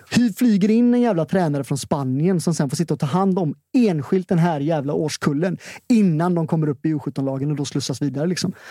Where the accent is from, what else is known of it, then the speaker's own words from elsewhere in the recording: Gothenburg, Västra Götaland, Sweden; vi är från ja. Hisingen.